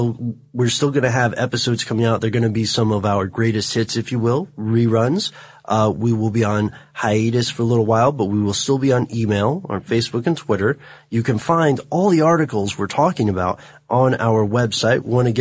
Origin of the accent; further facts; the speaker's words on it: Melbourne, Victoria, Australia; I'm from Melbourne in Australia. I see it all the time.